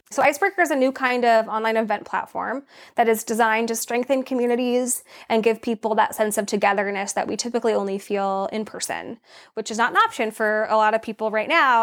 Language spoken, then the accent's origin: English; Laguna Beach, California, United States; also born or lived in Los Angeles; I was born in Los Angeles and I grew up in Orange County, California, specifically in Laguna Beach